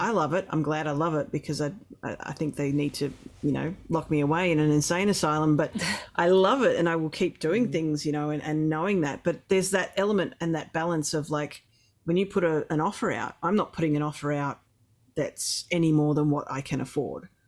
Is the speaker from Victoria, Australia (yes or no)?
yes; Melbourne, Victoria, Australia; now in Ross Creek, Australia; I grew up in Melbourne, but my aunt had 400 acres and cattle